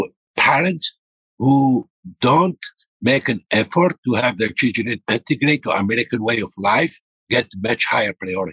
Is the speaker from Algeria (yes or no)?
yes; Algeria; now in United States; This sad thing, I am from Algeria. I am an immigrant.